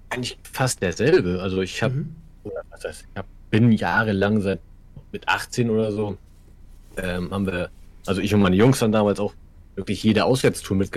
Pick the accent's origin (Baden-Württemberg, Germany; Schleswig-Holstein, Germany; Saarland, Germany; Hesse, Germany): Schleswig-Holstein, Germany; Kiel; Bin 34 gebürtiger Kieler.